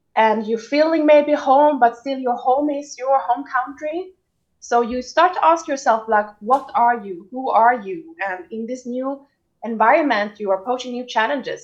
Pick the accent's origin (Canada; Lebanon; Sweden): Sweden; now in Tel Aviv, Israel; I grew up in Sweden